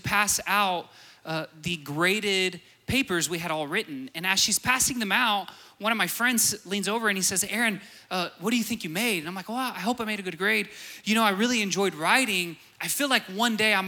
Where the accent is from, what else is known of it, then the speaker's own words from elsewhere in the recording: Borger, Texas, United States; I'm from Borger.